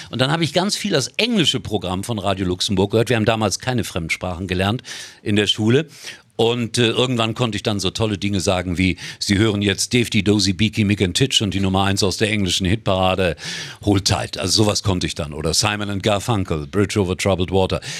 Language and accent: German; Gelsenkirchen, North Rhine-Westphalia, Germany; born there; ich bin gebürtiger Schalker da ist er mein Schalker mein Schalker ja. Also, und insofern ist das auch mein Heimatverein